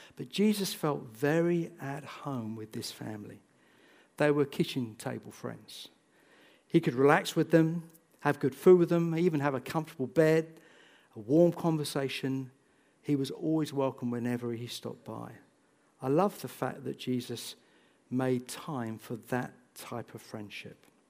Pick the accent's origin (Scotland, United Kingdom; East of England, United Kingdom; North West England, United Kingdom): East of England, United Kingdom; Bedford; also born or lived in St Neots; I grew up in Bedford